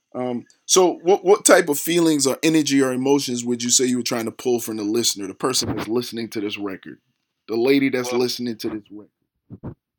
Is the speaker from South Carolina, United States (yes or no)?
yes; Charleston, South Carolina, United States; I'm actually from Charleston, South Carolina, a little country area as well